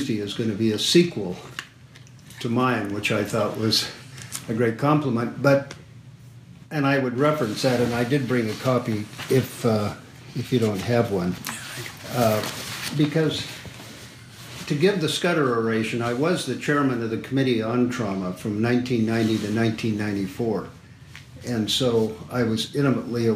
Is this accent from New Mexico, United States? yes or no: no; Evanston, Wyoming, United States; also born or lived in San Francisco; now in San Diego, United States; just outside of my hometown